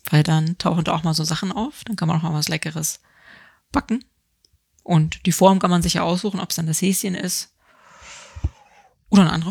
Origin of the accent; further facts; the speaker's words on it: East Germany, Germany; ich komme ja aus der DDR